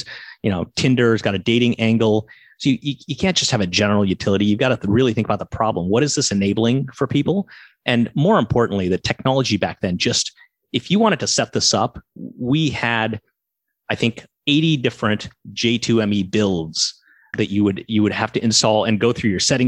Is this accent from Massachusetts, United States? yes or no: yes; Massachusetts, United States; moved away as an adult; also born or lived in Silicon Valley; now in Brooklyn, United States; I grew up in Massachusetts